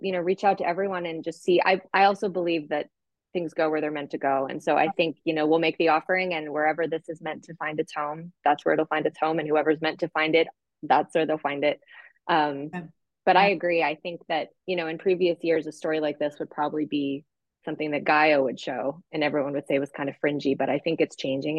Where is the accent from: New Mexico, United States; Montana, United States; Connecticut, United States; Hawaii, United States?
New Mexico, United States; Santa Fe; I grew up in Santa Fe